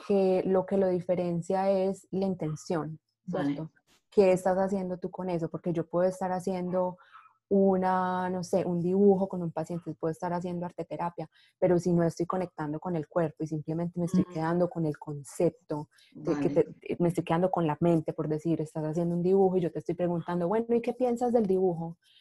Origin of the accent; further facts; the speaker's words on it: Medellín, Antioquia, Colombia; moved away as an adult; now in Seattle, United States; soy colombiana de Medellín, eh, vivo en Seattle, Washington, hace más o menos cinco años, en Estados Unidos vivo hace más o menos nueve ya.